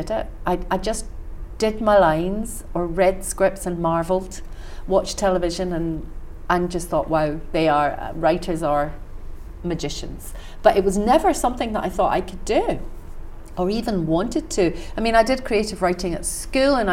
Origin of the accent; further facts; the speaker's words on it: west of Scotland, United Kingdom; I was brought up in Scotland